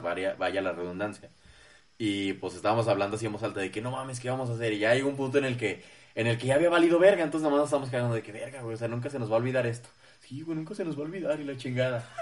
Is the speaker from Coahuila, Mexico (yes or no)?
no; Zacatecas, Mexico; nosotros que somos de Zacatecas